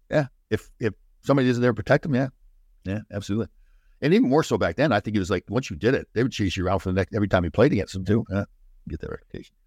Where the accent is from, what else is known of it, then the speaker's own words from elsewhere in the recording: Brampton, Ontario, Canada; I grew up in Brampton, Ontario